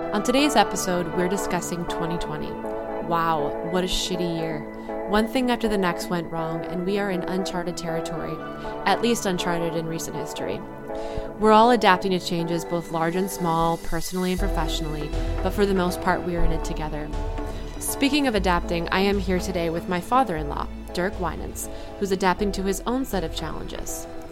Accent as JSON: {"language": "English", "country": "United States", "said": "as an American visiting Belgium for the first time"}